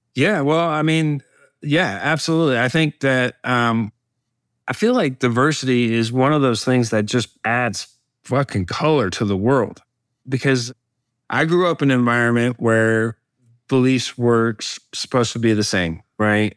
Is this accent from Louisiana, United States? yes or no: no; Alabama, United States; my home state of uh, Alabama